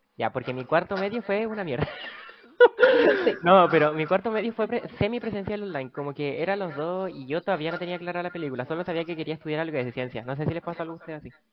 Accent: Copiapó, Atacama, Chile; Yo vengo de Copiapó

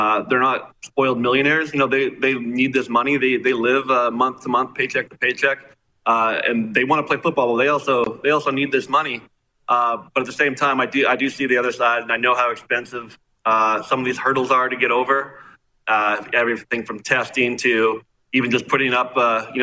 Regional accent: Regina, Saskatchewan, Canada; as a kid growing up in Regina

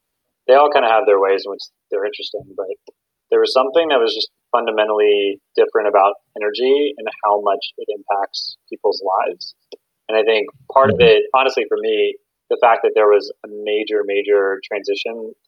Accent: Midwest, United States; moved away as an adult; now in Bay Area, United States; I grew up in the Midwest

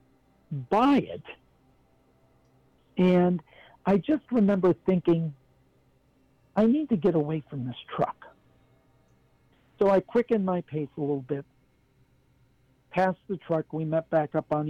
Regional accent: Ohio, United States; I'm from Ohio, grew up, born and raised in Ohio, but my family was from West Virginia.

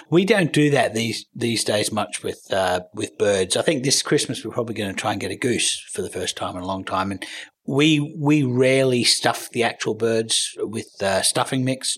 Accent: Australia; also born or lived in Canberra, Australia / United States; I'm Australian

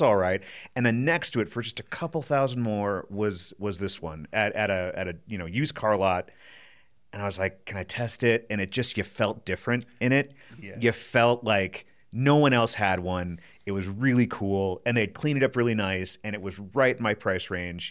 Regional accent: Wisconsin, United States; also born or lived in East Coast; now in Colorado, United States; I grew up in Wisconsin, and lived on the East Coast for a while

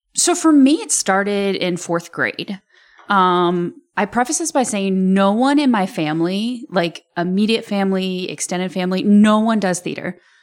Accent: Rantoul, Illinois, United States; I'm from Rantoul

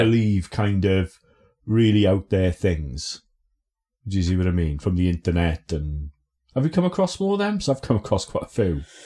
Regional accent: Aberdare, Wales, United Kingdom; also born or lived in Lichfield / Blackburn; now in Bristol, United Kingdom; growing up in Aberdare

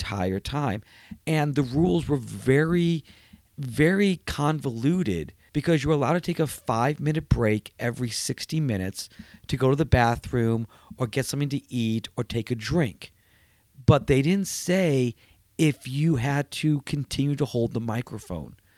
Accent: New York City, New York, United States; moved away; I was born in New York. I'm a New Yorker

